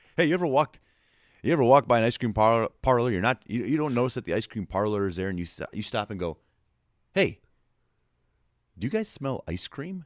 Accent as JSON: {"language": "English", "region": "New Jersey", "country": "United States", "tie": "born or raised there", "moved": "yes", "lives_now": "Nashville, United States", "said": "I was born and raised in New Jersey"}